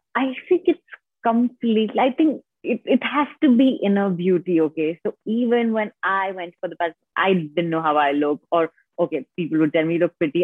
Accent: India; I have completely been born and brought up in India.

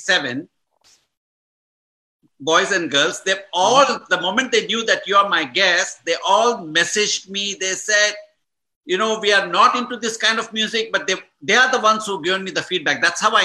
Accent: South Canara, Karnataka, India; I'm from South Canara

